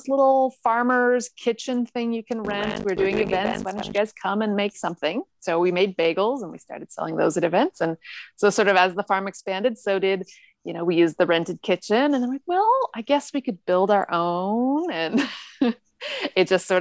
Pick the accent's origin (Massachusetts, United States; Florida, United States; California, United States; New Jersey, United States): California, United States; Northern; moved away as an adult; now in Japan; where I grew up in Northern California